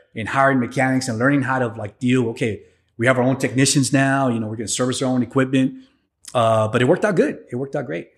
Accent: San Antonio, Texas, United States; also born or lived in Piedras Negras, Coahuila, Mexico; I was raised in San Antonio

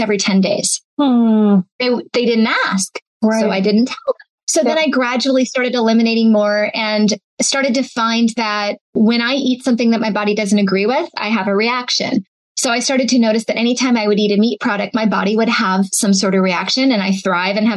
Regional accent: Seattle, Washington, United States; I grew up in Seattle.

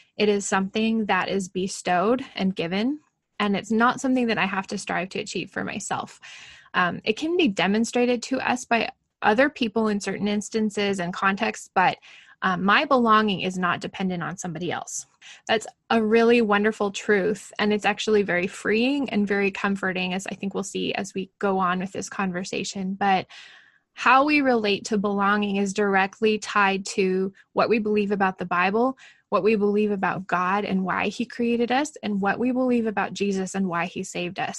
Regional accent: Portland, Oregon, United States; moved away as an adult; now in Alberta, Canada; I live a thousand miles almost exactly from where I grew up in the Portland area

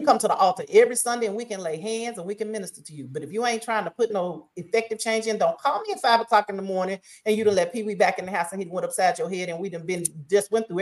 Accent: Oklahoma, United States; moved away as an adult; also born or lived in Paris, Texas / Mississippi; now in Jackson, United States; Now I come from Oklahoma, born and raised in Oklahoma, and we got some stuff in Oklahoma

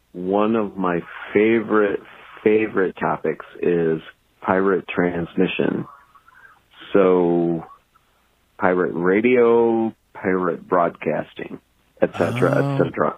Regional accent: Joliet, Illinois, United States

